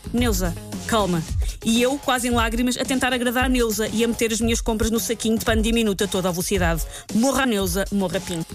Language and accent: Portuguese; Portugal; como boa portuguesa